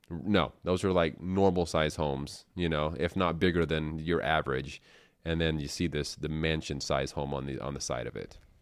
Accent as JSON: {"language": "English", "town": "Colorado City", "region": "Arizona", "country": "United States", "tie": "born or raised there", "moved": "as an adult", "said": "my hometown, Short Creek"}